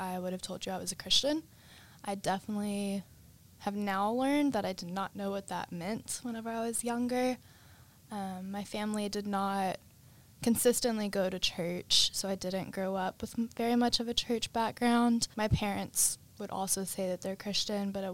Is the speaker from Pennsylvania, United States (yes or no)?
no; Cleburne, Texas, United States; now in Austin, United States; I'm from Cleburne, Texas, which is a really small town kind of near Fort Worth